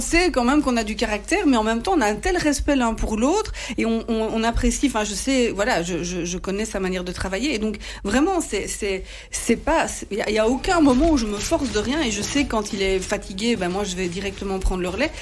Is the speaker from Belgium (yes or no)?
yes; Sambreville, Wallonia, Belgium; Je viens de la région de Sambreville